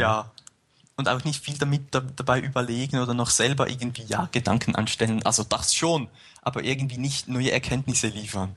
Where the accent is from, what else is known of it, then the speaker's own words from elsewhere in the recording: near Zurich, Switzerland; moved away as an adult; now in St. Gallen, Switzerland; ich komme ursprünglich aus der Nähe von Zürich